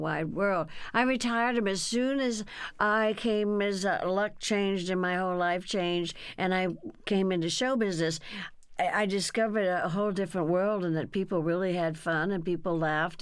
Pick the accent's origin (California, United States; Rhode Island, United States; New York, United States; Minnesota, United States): California, United States; Burbank; also born or lived in Texas; in Burbank, California, where I was raised. See, we came from Texas